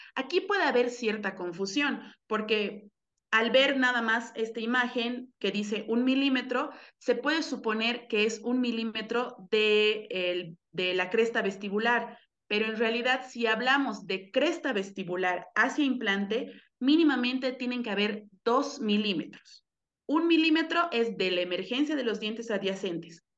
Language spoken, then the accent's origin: Spanish; Cochabamba, Bolivia; moved away as an adult; also born or lived in Mexico City, Mexico; Yo soy de Cochabamba, Bolivia, y ahorita vivo aquí desde menos de un año que regresé aquí, aquí a mi país